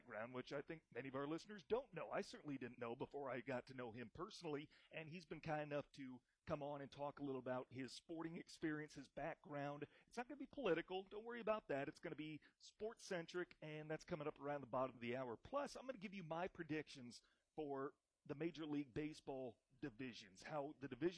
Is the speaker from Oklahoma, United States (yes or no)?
no; Iowa, United States; now in Michigan, United States; my home state